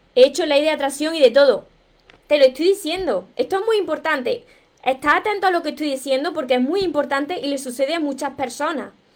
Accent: Córdoba, Andalusia, Spain; yo soy cordobesa, de España

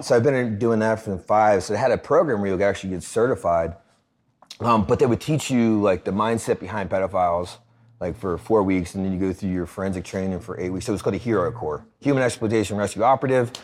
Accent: Philadelphia, Pennsylvania, United States; Born and raised in Philly

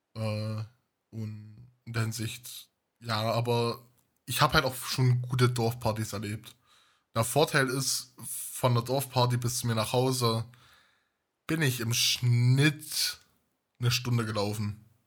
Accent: Weimarer Land, Thuringia, Germany; Weimarer Land. Ich komme auch aus der Stadt, auch wenn wir nur 20.000 Einwohner haben

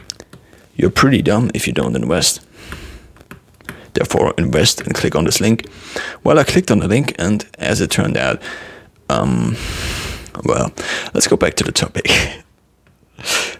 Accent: Germany; accent: German; I sometimes use my German accent

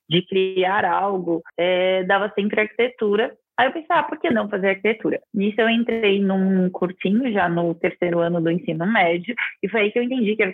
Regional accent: Araraquara, São Paulo, Brazil; Eu eu nasci em Araraquara, que é uma cidade que, se você for parar para ver os índices e a qualidade de vida, estão muito fora do Brasil, né?

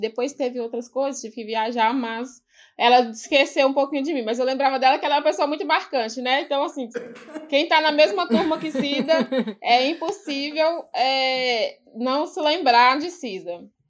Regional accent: Ouro Verde de Minas, Minas Gerais, Brazil; also born or lived in São Paulo; eu nasci e cresci aqui no Quilombo

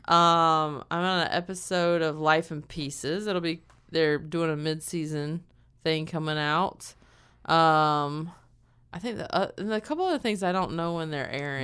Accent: the South, United States; moved away; I've never gotten flack from people in my hometown or in the South

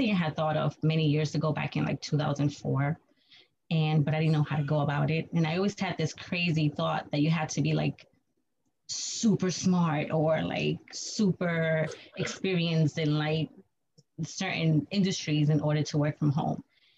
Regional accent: New York City, New York, United States; I was born and raised in New York City. I'm still in New York

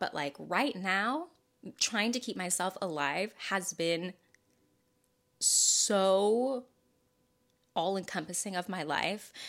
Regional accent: the South, United States; I'm from the South

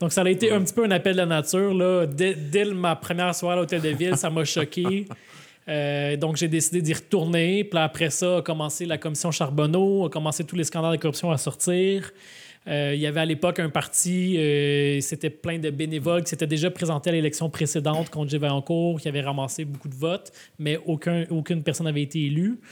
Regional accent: Laval, Quebec, Canada; J'ai grandi à Vimont, à Saint-François

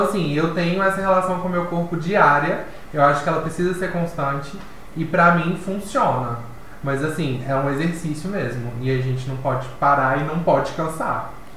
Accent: Divinópolis, Minas Gerais, Brazil; Eu morava na minha cidade, sou de Divinópolis

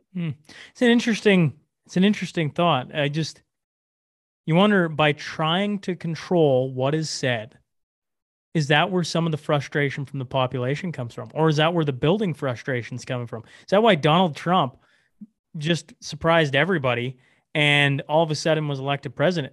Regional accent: Canada; I'm, I'm, I'm a Canadian.

